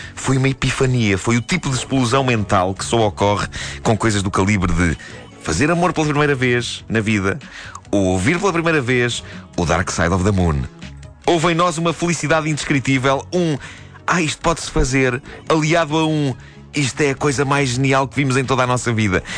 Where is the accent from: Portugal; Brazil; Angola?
Portugal; Lisbon; nos bairros de Benfica, onde cresci